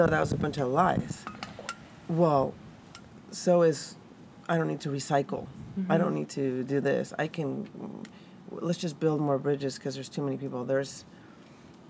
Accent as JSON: {"language": "English", "country": "Mexico", "tie": "born or raised there", "moved": "yes", "said": "growing up in Mexico, anytime you were sick or whatever, it's grab this flower, grab this plant, rub this thing on it"}